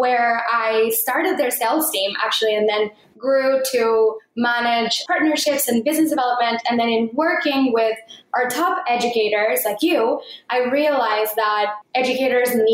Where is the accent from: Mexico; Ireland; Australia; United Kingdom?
Mexico; moved away; I grew up in Mexico and my parents live in Mexico still